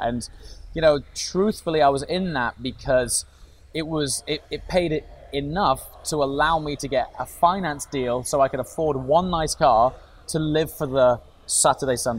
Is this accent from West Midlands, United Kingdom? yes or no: yes; Stoke-on-Trent, West Midlands, United Kingdom; I grew up in Stoke-on-Trent